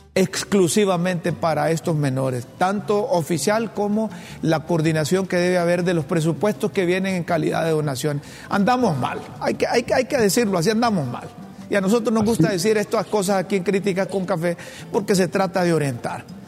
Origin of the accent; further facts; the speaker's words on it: Honduras; yo desde que tengo uso de razón, desde que nacimos, hombre, aquí en Honduras